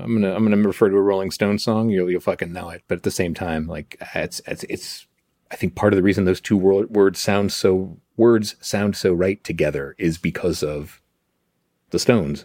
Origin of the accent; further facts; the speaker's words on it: Chicago, Illinois, United States; moved away; I was born in Chicago. I moved around all over it